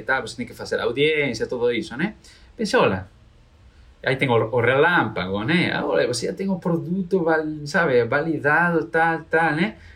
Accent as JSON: {"language": "Portuguese", "region": "Galicia", "country": "Spain", "second_language": "Portuguese", "moved": "as an adult", "lives_now": "Brazil", "said": "Sou de Galícia, né? É, da Galícia, onde está o Caminho de Santiago, né? Famoso. Sou galego"}